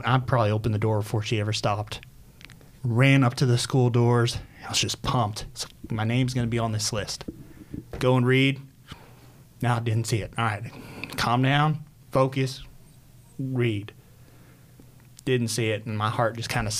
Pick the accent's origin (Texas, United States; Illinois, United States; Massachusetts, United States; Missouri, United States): Illinois, United States; Southern; now in West Chester, PA, United States; I was born in Southern Illinois, about 6 hours south of Chicago